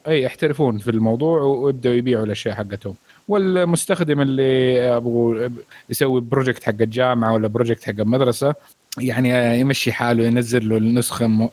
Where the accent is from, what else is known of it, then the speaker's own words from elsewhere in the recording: Saudi Arabia; عندنا في السعوديه